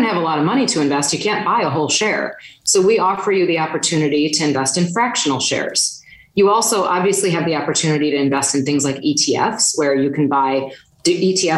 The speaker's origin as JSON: {"language": "English", "region": "Wisconsin", "country": "United States", "said": "I'm from Wisconsin"}